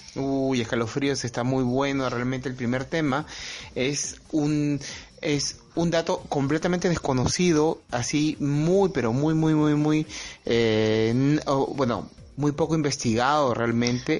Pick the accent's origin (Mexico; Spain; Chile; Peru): Peru; yo soy peruano, trabajo en, en Lima